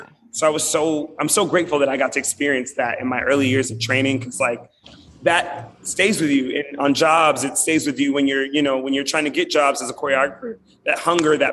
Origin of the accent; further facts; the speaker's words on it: Miami, Florida, United States; also born or lived in New York; now in Los Angeles, United States; I'm from Miami, Florida originally.